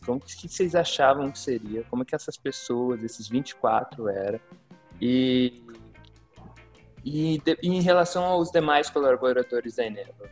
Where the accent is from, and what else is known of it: Rondônia, Brazil